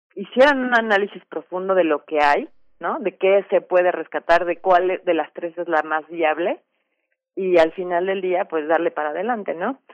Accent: Mexico; importante para todos como mexicanos

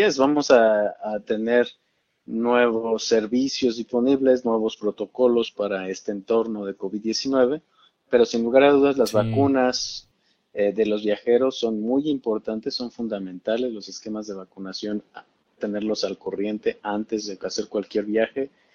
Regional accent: Mexico; Tenemos mucho más acceso al sistema de salud en México como mexicanos

